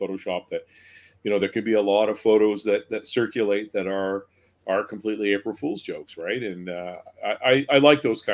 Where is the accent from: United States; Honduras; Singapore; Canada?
Canada; Newmarket, Ontario; growing up in Newmarket myself